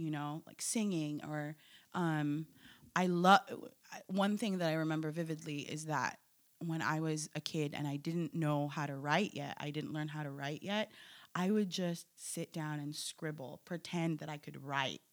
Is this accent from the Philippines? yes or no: yes; Philippines; now in United States; I'm Filipino, I'm an immigrant, I'm American